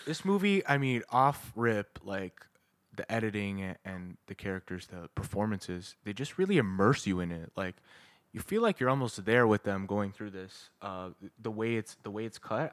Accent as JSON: {"language": "English", "country": "Canada", "said": "we're Canadian"}